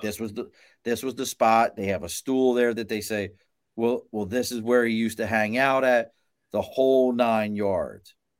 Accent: Baltimore, Maryland, United States; moved away; also born or lived in New York; I'm from Baltimore originally

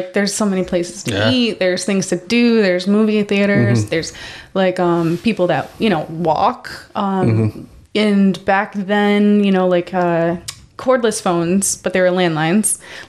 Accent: Rochester, New York, United States; born or raised there; also born or lived in Batavia, New York / Buffalo, New York

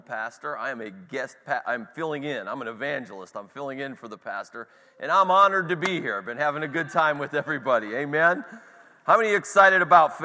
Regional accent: Cleveland, Ohio, United States; I'm from Cleveland

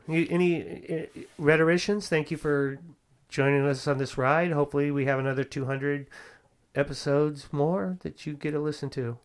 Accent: the Bay Area, California, United States; I'm from the Bay Area

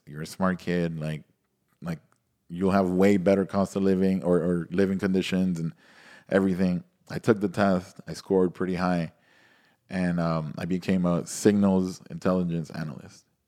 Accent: Nicaragua; moved away; also born or lived in Miami, United States; I grew up, went to high school in Nicaragua, I mean, all school

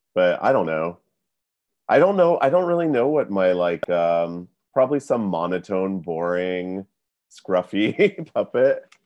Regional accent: Fayetteville, North Carolina, United States; I'm from Fayetteville, North Carolina

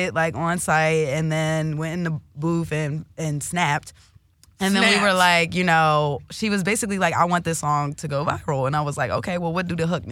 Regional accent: Delaware, United States; I'm from Delaware

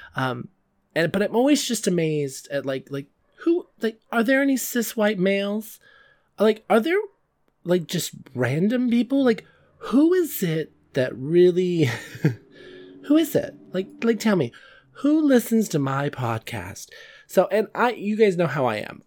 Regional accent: California, United States; I'm from California

